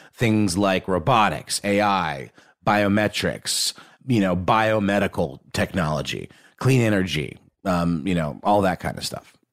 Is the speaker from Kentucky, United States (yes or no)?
no; Augusta, Georgia, United States; the Augusta National in Augusta, Georgia, for example, which is where I grew up